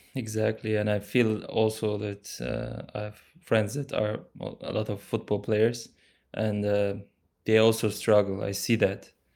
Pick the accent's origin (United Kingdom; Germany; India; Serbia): Germany; I was born in Germany to Turkish